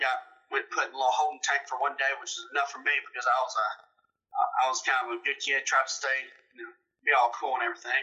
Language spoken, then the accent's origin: English; Clinton, Mississippi, United States; I'm from Clinton, Mississippi. Uh, born and raised here